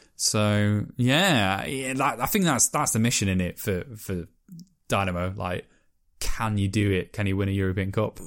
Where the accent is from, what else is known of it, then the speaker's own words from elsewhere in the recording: Merthyr Tydfil, Wales, United Kingdom; the place that I was born in Wales